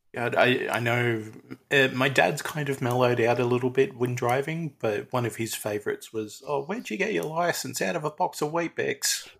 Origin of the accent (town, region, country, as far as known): Australia